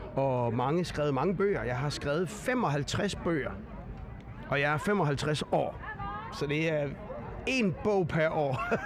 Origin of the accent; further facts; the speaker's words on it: Viborg, Central Denmark Region, Denmark; now in Copenhagen, Denmark; født i København, så er jeg vokset op i Viborg i Jylland og nu bor jeg i København igen